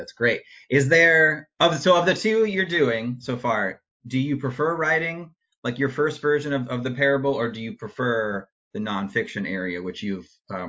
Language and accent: English; Midwest, United States; moved away; I'm from the Midwest originally